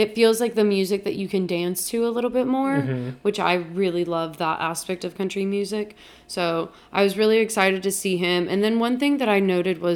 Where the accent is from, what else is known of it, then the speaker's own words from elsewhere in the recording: Houston, Texas, United States; we grew up in Houston, right? Very close to Louisiana